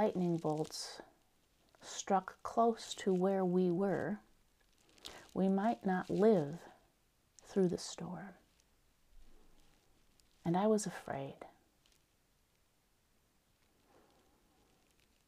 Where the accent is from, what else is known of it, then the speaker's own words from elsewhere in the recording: North Woods of Minnesota, United States; The home that I grew up in the North Woods of Minnesota